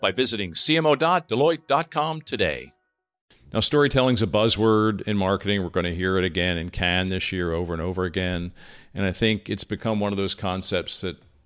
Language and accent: English; Lancaster, Pennsylvania, United States; moved away; also born or lived in Cincinnati; the neighborhood I grew up in Lancaster, Pennsylvania